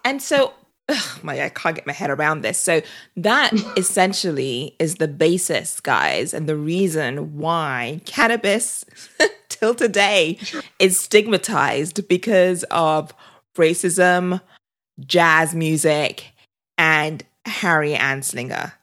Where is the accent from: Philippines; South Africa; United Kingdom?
United Kingdom; also born or lived in California; now in Austin, United States; I'm British